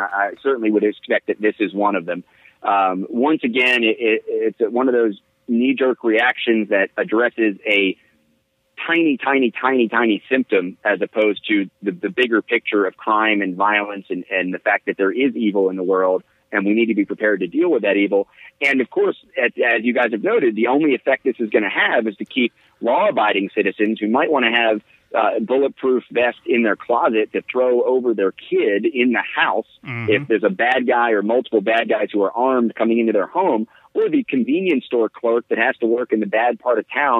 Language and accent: English; New Jersey, United States; born there; Although I was born in New Jersey, it would make sense.